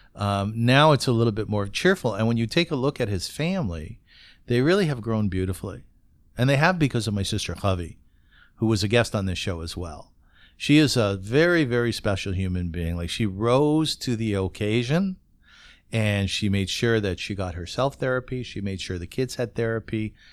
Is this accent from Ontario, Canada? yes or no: yes; Kitchener, Ontario, Canada